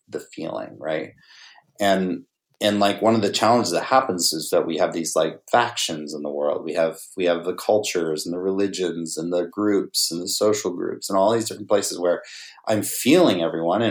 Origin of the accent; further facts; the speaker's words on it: Navajo Nation, United States; I grew up on the Navajo reservation.